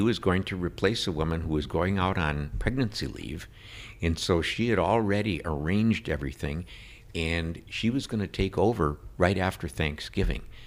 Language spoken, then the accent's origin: English; Saint Paul, Minnesota, United States; I was born in Bethesda Hospital in Saint Paul